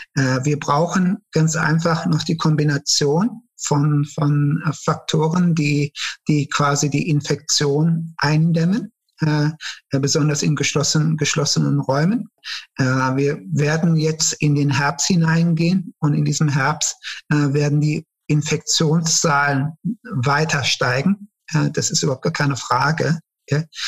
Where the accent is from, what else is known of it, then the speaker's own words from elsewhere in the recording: Cologne, North Rhine-Westphalia, Germany; also born or lived in Turkey; ich hatte eine sehr schöne Kindheit hier in Köln. Äh, ich bin in Köln-Nil aufgewachsen